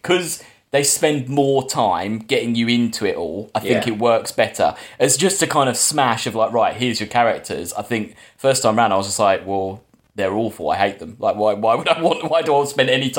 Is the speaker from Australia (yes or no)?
no; England, United Kingdom; as an English person